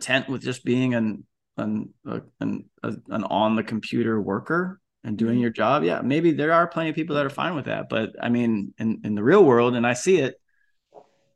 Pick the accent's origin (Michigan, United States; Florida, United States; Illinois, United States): Florida, United States; moved away; also born or lived in Bay Area, California; Where I grew up in Florida